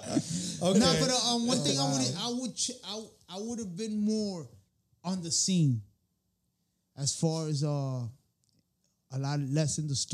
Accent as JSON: {"language": "English", "town": "Santo Domingo", "country": "Dominican Republic", "also_born_or_lived": "Tenares, Dominican Republic", "moved": "yes", "said": "I'm from La Capital, originally the Tenares."}